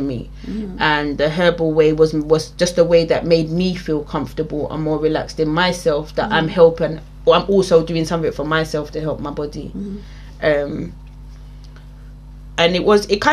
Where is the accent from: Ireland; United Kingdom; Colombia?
United Kingdom; England; I was born raised in England, my family are very West Indian